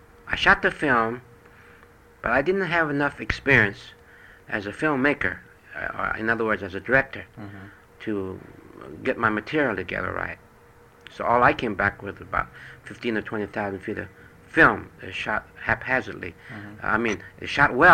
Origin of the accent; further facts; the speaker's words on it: China; now in United States; people that was born in China